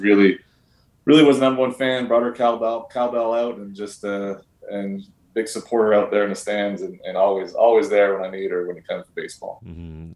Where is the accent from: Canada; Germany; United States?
Canada; as a Canadian around there.